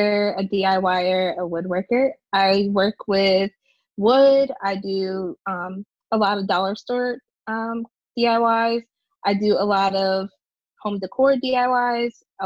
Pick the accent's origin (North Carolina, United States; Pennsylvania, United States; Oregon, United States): Pennsylvania, United States; Levittown; I grew up in the suburbs of Philadelphia. So it's a small little town, Levittown.